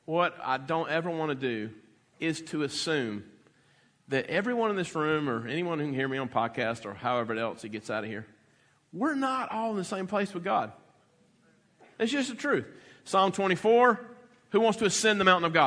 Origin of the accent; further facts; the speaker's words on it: the South, United States; growing up in the South